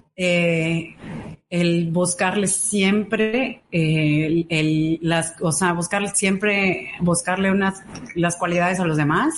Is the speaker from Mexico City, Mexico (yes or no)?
no; Yucatán, Mexico; soy yucateca. Ok. 100%. Eh, eh, mis papás yucatecos, 100% también